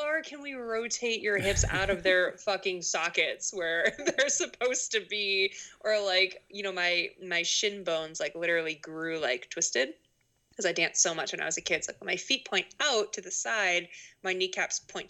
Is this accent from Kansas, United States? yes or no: no; Boston, Massachusetts, United States; moved away as an adult; also born or lived in Rhode Island / Maine; So I'm from Boston. I grew up in Boston